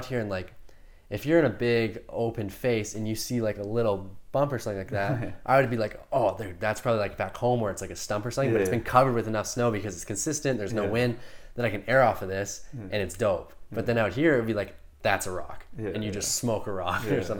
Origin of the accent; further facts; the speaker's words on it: Rossland, British Columbia, Canada; now in Whistler, Canada; when I grew up in Rosslyn.